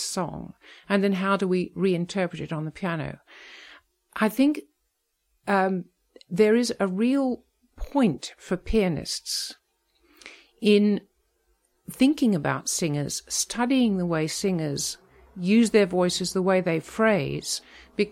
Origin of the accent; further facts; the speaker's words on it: Melbourne, Victoria, Australia; also born or lived in England; I was actually born in England, but my family went back to Australia. So I grew up in Melbourne